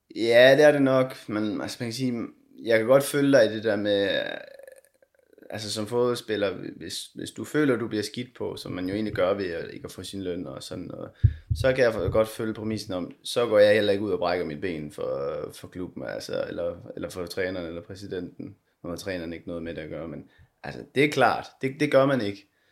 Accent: Denmark; moved away as an adult; also born or lived in Konya, Turkey; her, hjemme i Danmark

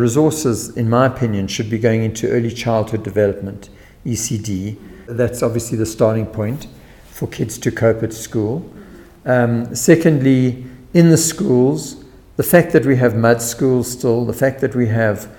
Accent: Western Cape, South Africa; I'm from Western Cape

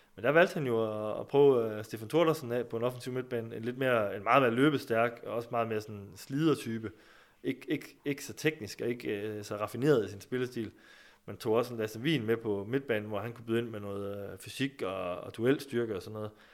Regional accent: Skive, Central Denmark Region, Denmark; jeg kommer jo selv fra Skive

